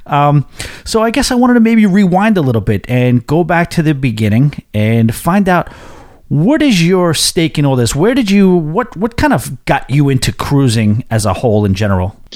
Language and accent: English; New York, United States; being the New Yorker that I am